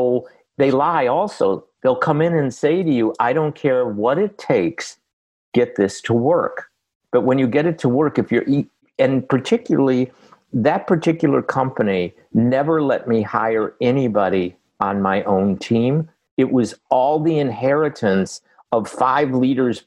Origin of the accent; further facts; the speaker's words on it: Boston, Massachusetts, United States; I'm from Boston